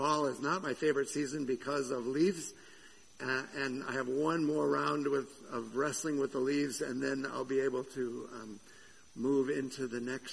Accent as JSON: {"language": "English", "region": "Southern California", "country": "United States", "tie": "born or raised there", "moved": "as an adult", "said": "I came from Southern California. I spent a lot of my youth in Southern California"}